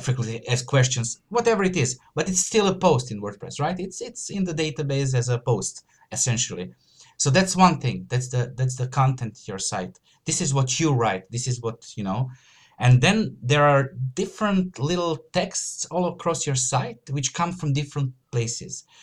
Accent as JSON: {"language": "English", "country": "Croatia", "said": "I'm from Croatia, so it's a Slavic, uh, you know, uh, surname."}